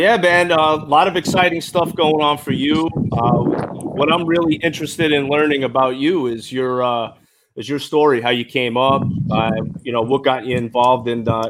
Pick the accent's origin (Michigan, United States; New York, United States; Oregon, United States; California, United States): New York, United States